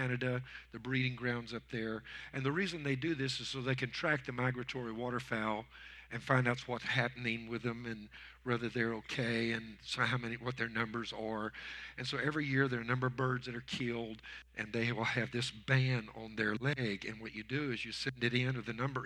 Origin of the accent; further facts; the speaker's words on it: Louisiana, United States; I was raised in Louisiana